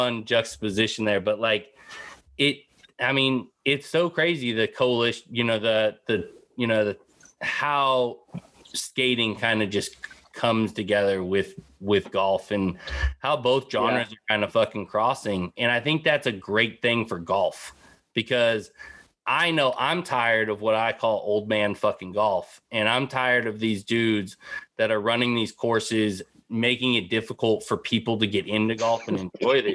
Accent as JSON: {"language": "English", "town": "San Jose", "region": "California", "country": "United States", "tie": "born or raised there", "said": "I grew up in San Jose skating"}